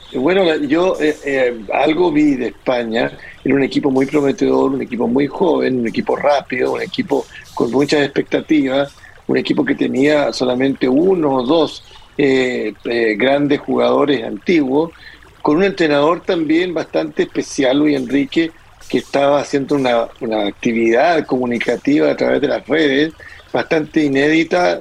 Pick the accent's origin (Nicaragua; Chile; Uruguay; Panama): Chile; como chilenos